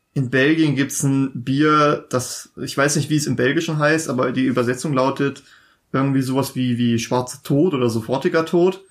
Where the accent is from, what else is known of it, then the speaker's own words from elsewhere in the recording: Germany; uns als Deutsche